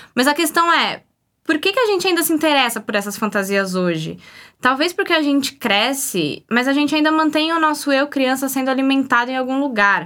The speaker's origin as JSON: {"language": "Portuguese", "region": "São Paulo", "country": "Brazil", "said": "eu sou de São Paulo"}